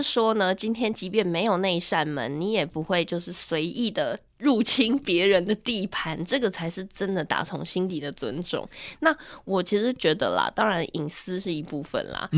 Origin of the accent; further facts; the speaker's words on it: central Taiwan, Taiwan; 我自己是在中部地区长大的人，我都没有去过雾峰林家花园